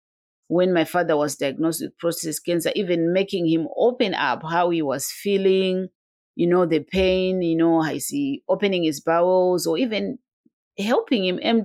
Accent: Zimbabwe; moved away as an adult; now in United Kingdom; I was born and bred in Zimbabwe. I came to Europe to do my master's.

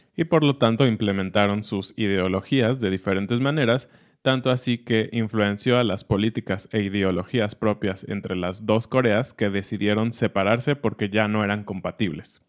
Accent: Mexico

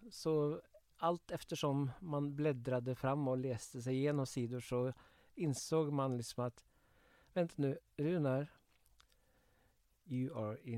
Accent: Kongsvinger, Innlandet, Norway; Eh, jag växte upp på Kongsvinger, det var ju väldigt nära gränsen.

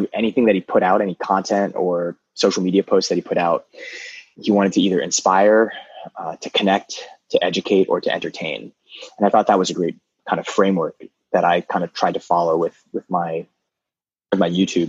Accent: United States; also born or lived in Maryland; I'm Vietnamese American

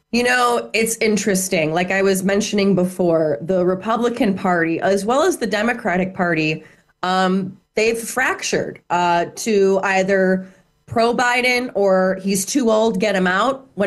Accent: Chicago, Illinois, United States; Chicago corruption, my hometown.

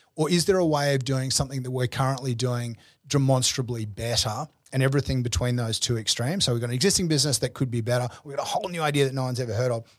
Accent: Brisbane, Queensland, Australia; moved away as an adult; also born or lived in New York; I grew up in Brisbane

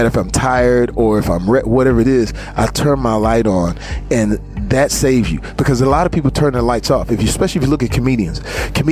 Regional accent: Terrell, Texas, United States; moved away; is Terrell, Texas. Never left that. Never forget that I'm from

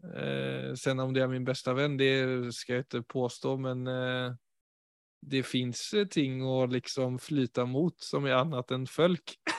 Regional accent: Sweden; Norwegian is a second language; now in Oslo, Norway; jeg er jo svensk, ikke sant? så jeg jo, kommer jo fra et enormt sosialt nettverk i Sverige.

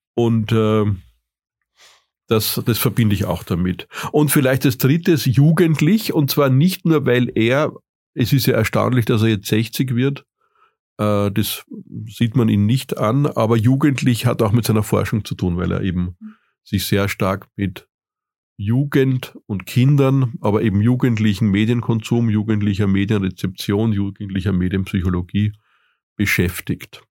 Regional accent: Vienna, Austria; moved away as an adult; now in Zurich, Switzerland; bin ich Österreicher aus Wien, wenngleich auch schon 15 Jahre in der Schweiz.

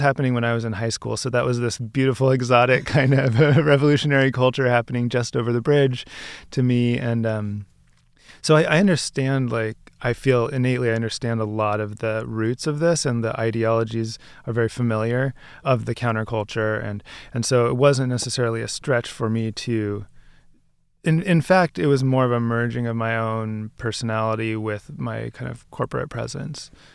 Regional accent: Bay Area, California, United States; also born or lived in Seattle; now in New York, United States; I grew up in the Bay Area

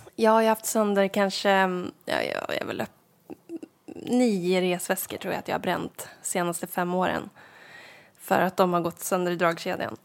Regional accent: Sveg, Jämtland, Sweden; moved away; Sveg som är centralorten där jag kommer ifrån

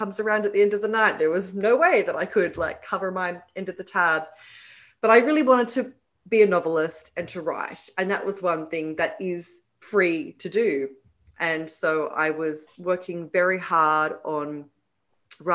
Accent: Sydney, New South Wales, Australia; moved away as an adult; now in New York, United States; Sydney is my hometown.

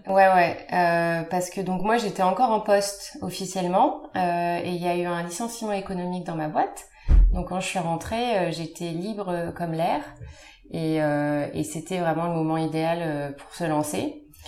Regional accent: Compiègne, Hauts-de-France, France; now in Paris, France; je viens de la Picardie, de Compiègne plus précisément

